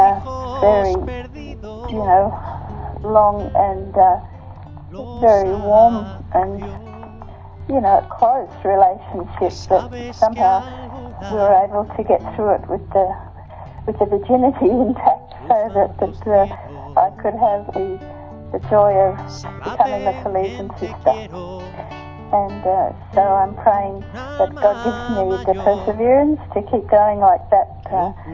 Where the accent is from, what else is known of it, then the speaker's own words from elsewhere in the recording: Australia; I'm from Australia